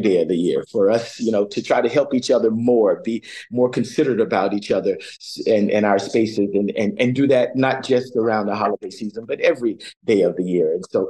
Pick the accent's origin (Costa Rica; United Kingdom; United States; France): United States; Dunedin, Florida; moved away as an adult; now in Toronto, Canada; I grew up in Florida, in Dunedin, where the Blue Jays train.